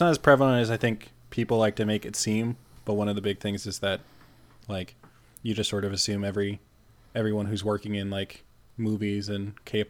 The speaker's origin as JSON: {"language": "English", "region": "Midwest", "country": "United States", "tie": "born or raised there", "said": "Growing up in the Midwest"}